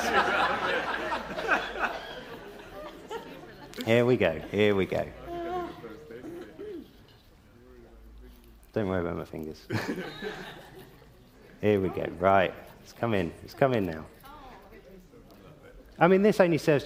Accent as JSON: {"language": "English", "region": "South of England", "country": "United Kingdom", "tie": "born or raised there", "moved": "as an adult", "lives_now": "Yorkshire, United Kingdom", "said": "now I grew up in the South."}